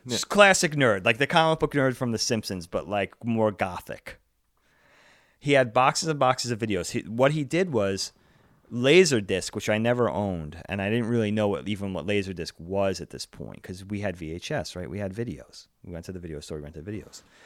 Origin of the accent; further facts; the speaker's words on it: Eastern Long Island, New York, United States; We grew up on Eastern Long Island